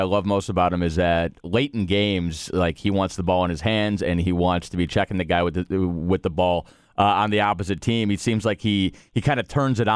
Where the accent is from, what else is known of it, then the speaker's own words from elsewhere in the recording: Cleveland, Ohio, United States; moved away; I'm from Cleveland originally